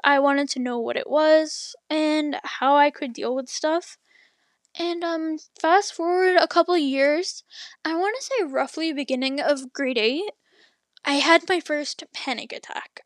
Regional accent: Canada; I'm Canadian.

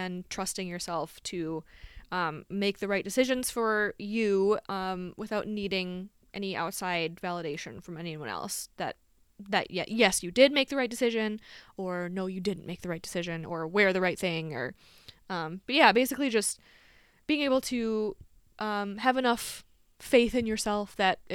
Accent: Lansing, Michigan, United States; I'm from the Lansing, Michigan area. Yes. Have been all my life. Lived here all my life

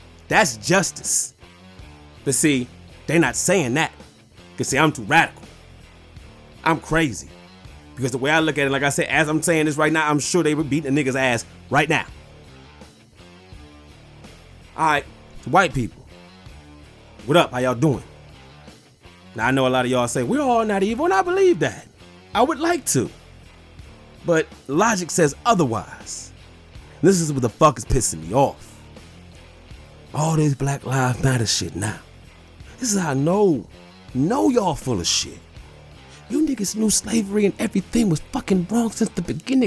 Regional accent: Detroit, Michigan, United States; I'm from Detroit

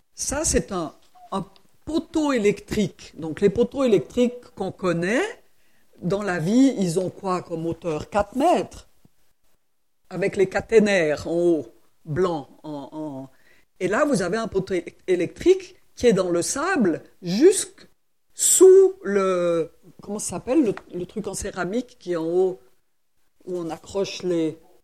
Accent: Switzerland; je suis suisse

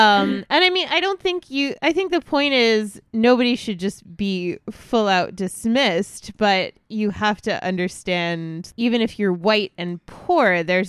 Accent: New York, United States; people tell me all the time that I don't sound like I'm from Long Island, and I don't.

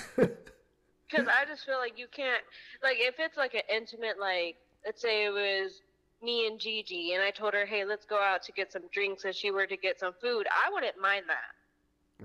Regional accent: Albuquerque, New Mexico, United States; now in Tucson, United States; I am from Albuquerque, New Mexico, but I live in Tucson, Arizona.

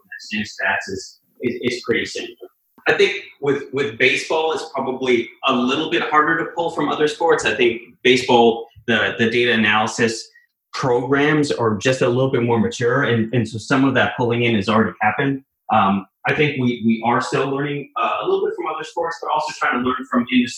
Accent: Canada; moved away as an adult; also born or lived in Boston; I grew up in Canada

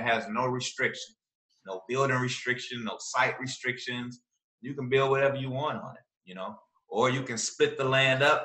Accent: Chicago, Illinois, United States; moved away; When I first moved here, when people found out I was from Chicago

